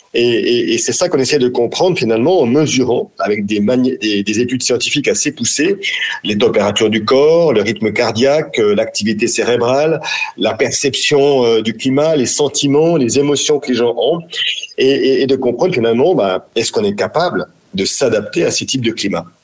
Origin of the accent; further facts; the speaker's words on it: France; chez nous, en France, en Europe